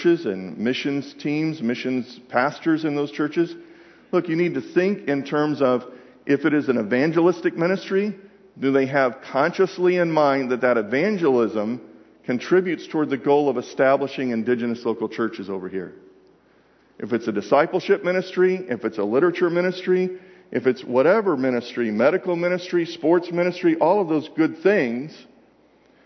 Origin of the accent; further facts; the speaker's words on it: Atlanta, Georgia, United States; I'm from Atlanta